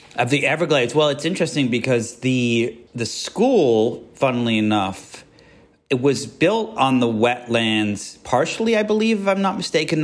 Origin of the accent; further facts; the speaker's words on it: Yorkshire and the Humber, United Kingdom; also born or lived in Miami / New York / Georgia / Paris; now in Los Angeles, United States; I was born in England, up north in Yorkshire, where they talk like